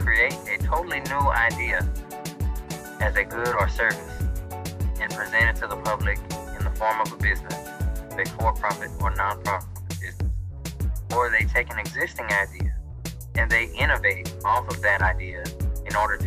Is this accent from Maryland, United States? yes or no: yes; Baltimore, Maryland, United States; moved away as an adult; also born or lived in Louisiana; I was born and raised in Baltimore, Maryland, and I was about 18 years old. I moved down